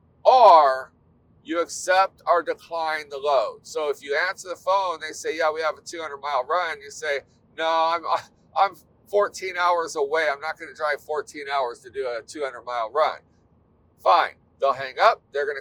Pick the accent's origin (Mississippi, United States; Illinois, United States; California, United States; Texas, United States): California, United States; we're from California.